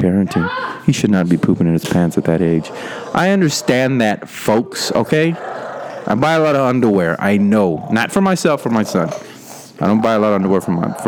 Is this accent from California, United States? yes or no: no; Rio Grande Valley, Texas, United States; I grew up in the Rio Grande Valley, which is right near Mexico. It's the bottom point in Texas.